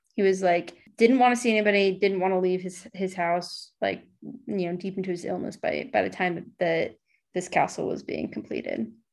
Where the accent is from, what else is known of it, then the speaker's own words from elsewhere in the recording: United States; the way you're used to speaking as an American